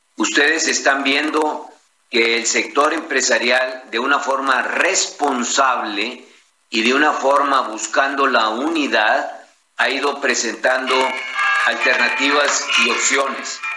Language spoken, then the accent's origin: Spanish; Mexico; como mexicanos